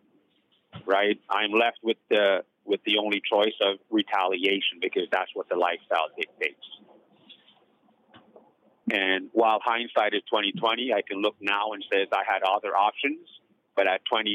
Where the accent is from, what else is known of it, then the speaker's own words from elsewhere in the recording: Toronto, Ontario, Canada; also born or lived in Jamaica; I grew up basically in the Jane Foot corridor of Toronto, Canada